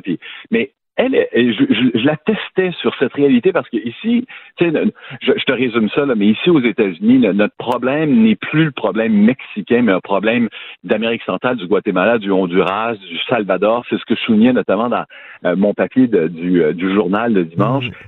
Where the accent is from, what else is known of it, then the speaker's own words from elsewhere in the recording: Quebec, Canada; moved away as an adult; now in United States; chez nous au Québec